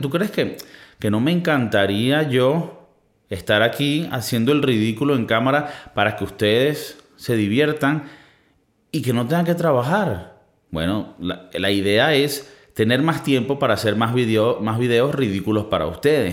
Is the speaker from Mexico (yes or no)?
no; Venezuela; now in Spain; en mi país, en mi, país somos muy fértil. Y esto es algo también creo que de Latinoamérica, pero en Venezuela somos muy fértil.